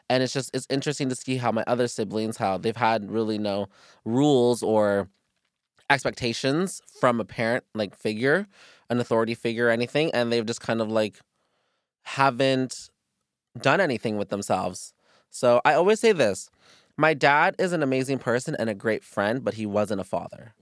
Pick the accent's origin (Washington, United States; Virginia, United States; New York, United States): Virginia, United States; me and my brother were adopted together, we're from Virginia